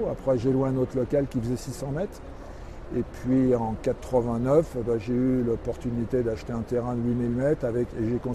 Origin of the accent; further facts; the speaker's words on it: Paris, Île-de-France, France; moved away as an adult; also born or lived in Trévoux; je suis parisien d'origine.